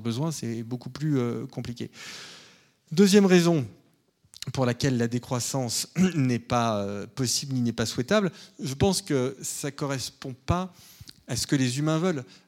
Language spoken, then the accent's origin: French; France; en tant que Français